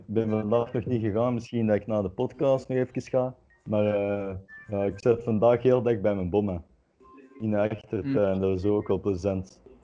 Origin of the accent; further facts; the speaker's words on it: Antwerp, Flanders, Belgium; Ik ben van Antwerpen